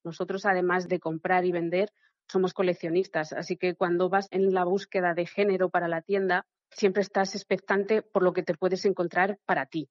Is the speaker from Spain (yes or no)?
yes; Spain; como somos españoles